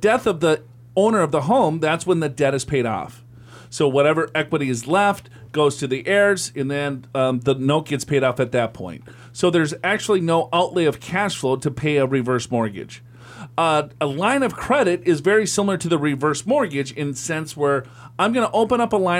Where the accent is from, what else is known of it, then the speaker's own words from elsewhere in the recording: California, United States; now in Hamden, United States; We are actually from Southern California ourselves, but moved to Hamden 2 years ago as my wife is attending Yale.